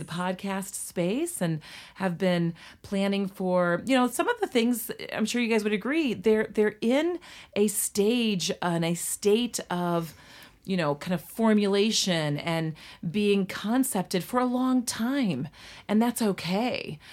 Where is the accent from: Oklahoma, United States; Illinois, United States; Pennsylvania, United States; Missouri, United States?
Illinois, United States; Litchfield; we moved to my hometown of Litchfield, Illinois, we as kids were ages two, three, and four